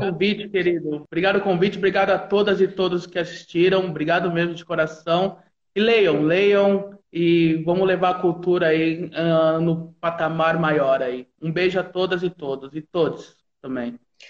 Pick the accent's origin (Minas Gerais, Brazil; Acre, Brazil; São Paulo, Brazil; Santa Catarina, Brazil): São Paulo, Brazil; São Carlos; Eu sou de São Carlos